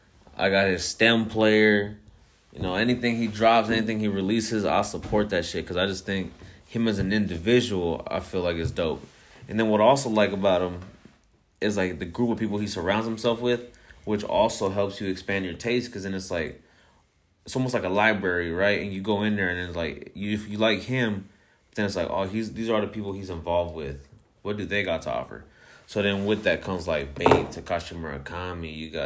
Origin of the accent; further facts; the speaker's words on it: Ciudad Juarez, Chihuahua, Mexico; born there; I'm actually Mexicano. I was born in Ciudad Juarez, Chihuahua, Mexico, so I can't deny that I'm a Mexicano at heart.